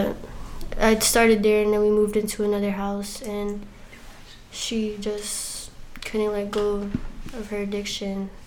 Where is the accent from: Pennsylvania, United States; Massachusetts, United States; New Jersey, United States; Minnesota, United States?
Massachusetts, United States; Worcester; I'm from Worcester, Massachusetts